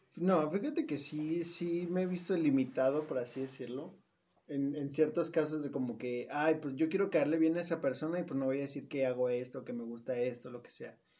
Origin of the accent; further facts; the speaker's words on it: Mexico; de aquí de México